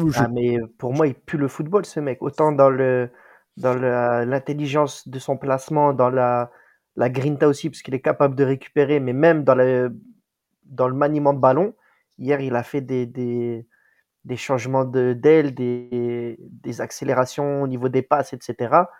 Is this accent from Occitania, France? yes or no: no; Marseille, Provence-Alpes-Côte d'Azur, France; je suis vrai Marseillais